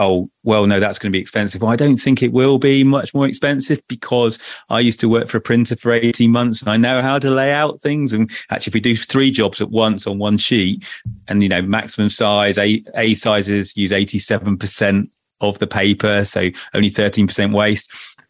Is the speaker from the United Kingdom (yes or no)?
yes; South West England, United Kingdom; also born or lived in Torquay; So I grew up in what's called the clays, the rural clay mining area of Cornwall, surrounded by nature.